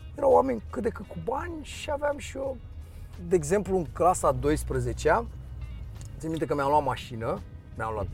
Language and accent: Romanian; Dristor, Bucharest, Romania; also born or lived in Aviației, Bucharest; M-am născut în Dristor și am, am locuit în Dristor până la, până la vârsta de... până în clasa a doua. În clasa a doua am mutat în aviație